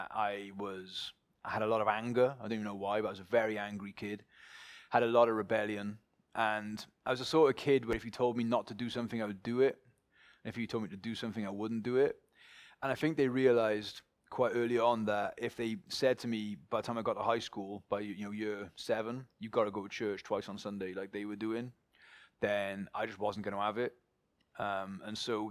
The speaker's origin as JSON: {"language": "English", "town": "Pontypool", "region": "Wales", "country": "United Kingdom", "tie": "born or raised there", "also_born_or_lived": "St. Mellons", "moved": "as an adult", "lives_now": "Cardiff, United Kingdom", "said": "from Pontypool up in the Gwent Valleys. It's where I was born. It's where I grew up."}